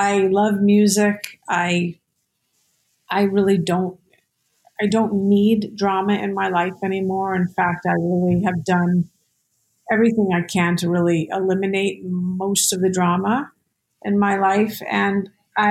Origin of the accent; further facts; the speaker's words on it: Santa Fe, New Mexico, United States; also born or lived in New York City; I grew up in Santa Fe, New Mexico, which right there and then is a very spiritual place